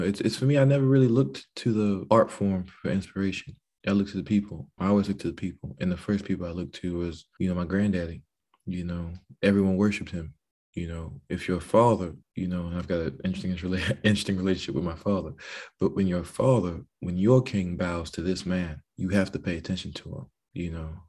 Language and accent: English; the American South, United States; As a Southern man